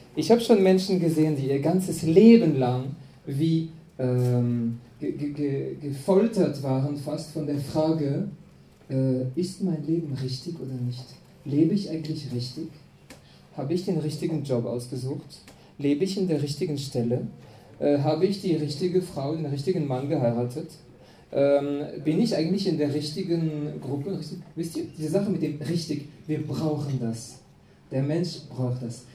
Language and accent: German; France; German is a second language; now in Austria; ich komme aus Frankreich